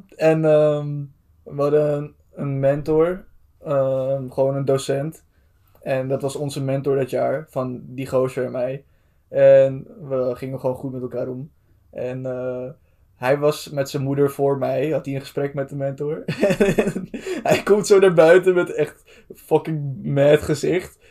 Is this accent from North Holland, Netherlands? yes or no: yes; Amsterdam, North Holland, Netherlands; wij komen uit Amsterdam, zo goed als